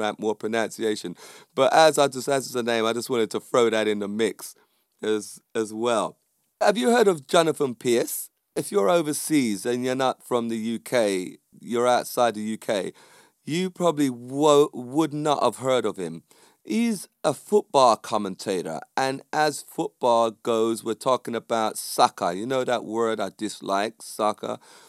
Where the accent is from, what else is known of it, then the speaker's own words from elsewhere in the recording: Jamaica; I would say that because I'm Jamaican